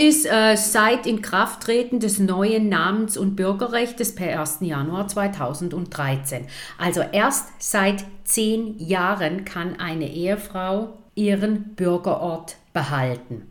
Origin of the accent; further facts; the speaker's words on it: Munich, Bavaria, Germany; now in St. Gallen, Switzerland; Ich bin in München geboren